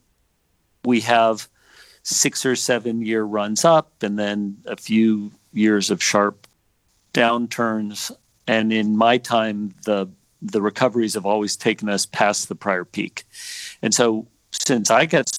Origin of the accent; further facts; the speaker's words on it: Pasadena, California, United States; also born or lived in New York; now in San Francisco, United States; I grew up in Southern California in Pasadena